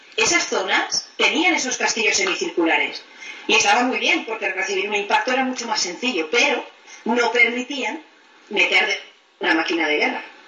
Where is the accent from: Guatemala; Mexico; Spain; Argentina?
Spain; now in England, United Kingdom